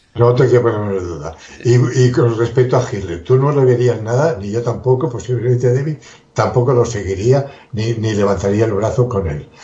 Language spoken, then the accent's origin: Spanish; Spain; somos los españoles